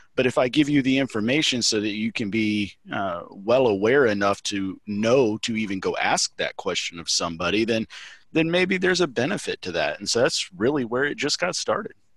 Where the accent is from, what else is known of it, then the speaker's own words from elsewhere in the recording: Mississippi, United States; I'm from Mississippi.